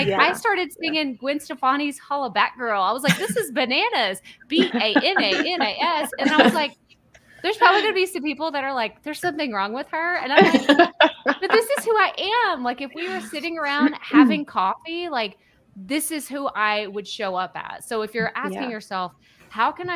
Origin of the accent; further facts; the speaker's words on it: Texas, United States; accent: thick Texas; I'm from Texas, born and raised, and I have this thick accent